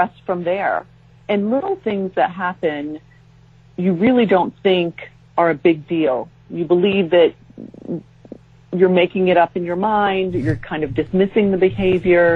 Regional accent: San Diego, California, United States; moved away as an adult; also born or lived in Japan / Jacksonville, Florida; we moved from San Diego, where we had both grown up, to Japan

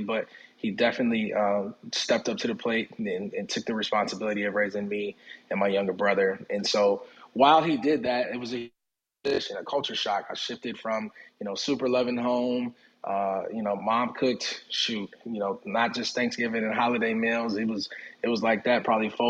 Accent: Minneapolis, Minnesota, United States; also born or lived in Jackson, Mississippi; moved up to Minneapolis when I was a baby. And so while I was raised and lived in Minneapolis and in Twin Cities most of my life

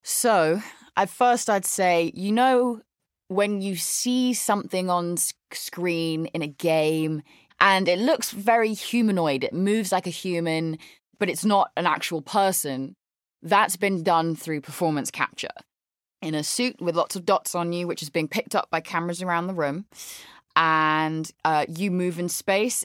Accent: London, United Kingdom; moved away as an adult; now in Los Angeles, United States; I grew up in London in the UK. There's the accent.

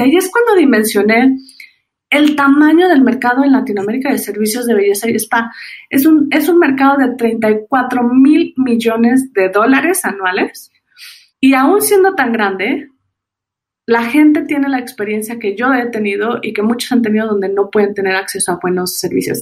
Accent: Mexico; soy mexicana.

